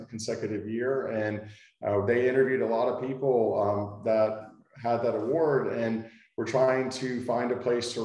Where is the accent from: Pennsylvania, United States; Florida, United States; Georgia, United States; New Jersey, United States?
Florida, United States; Fort Walton Beach; I was born and raised in Fort Walton